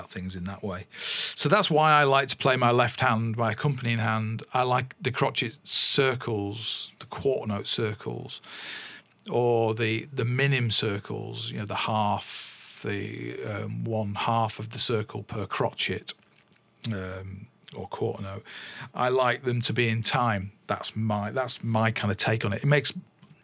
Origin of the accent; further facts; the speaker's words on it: England, United Kingdom; I'm English